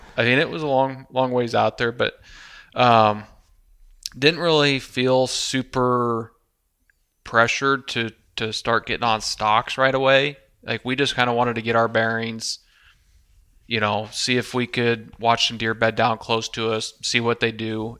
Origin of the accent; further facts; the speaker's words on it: Midwest, United States; we're all three from the Midwest here.